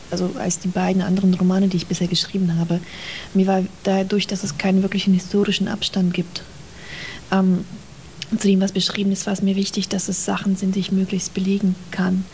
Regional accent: Azerbaijan; German is a second language; Also ich bin ja in Aserbaidschan damit aufgewachsen.

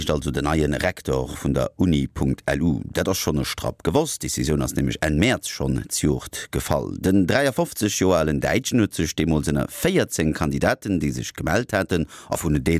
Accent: Dortmund, North Rhine-Westphalia, Germany; Also ich bin in Dortmund groß geworden. Ich kann mich noch als Kind erinnern, wie ich in die Stadt gefahren bin und wirklich Hösch und die Hochöfen gesehen habe.

